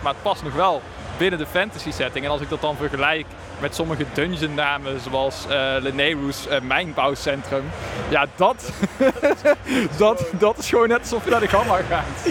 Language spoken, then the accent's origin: Dutch; Netherlands; wij toch als Nederlanders onze eigen taal